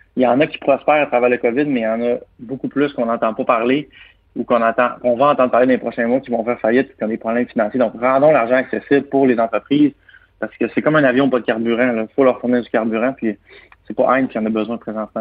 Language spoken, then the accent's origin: French; Quebec, Canada; Je suis natif du Saguenay-Lac-Saint-Jean, ma famille est installée là depuis une bonne centaine d'années